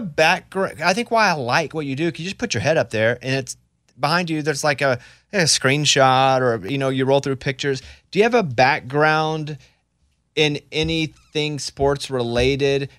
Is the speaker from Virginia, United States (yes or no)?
no; Arkansas, United States; I'm from Arkansas